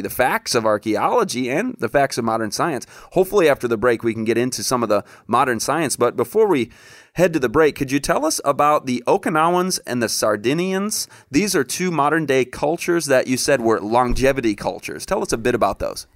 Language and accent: English; Michigan, United States; Chad and I grew up together in Michigan